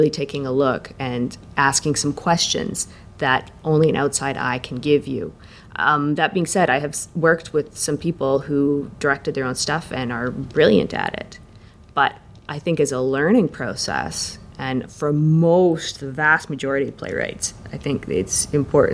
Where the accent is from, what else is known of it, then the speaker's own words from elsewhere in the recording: Saskatchewan, Canada; moved away; I was born in Saskatchewan, so I've got relatives there